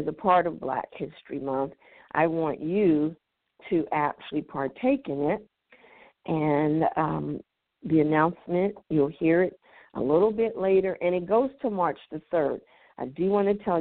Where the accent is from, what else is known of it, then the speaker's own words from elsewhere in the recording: United States; to be born an African American.